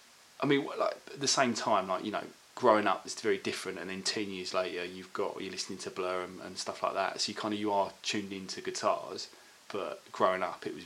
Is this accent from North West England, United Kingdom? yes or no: no; Corringham, East of England, United Kingdom; now in London, United Kingdom; So we never moved from Basildon. So I grew up in Corringham, basically.